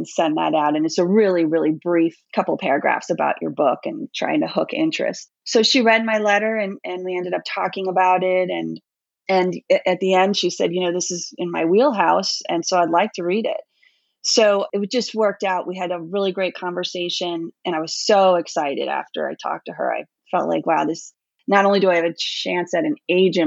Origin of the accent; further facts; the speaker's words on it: New York, United States; moved away as an adult; I grew up in New York, but I left there quite a while ago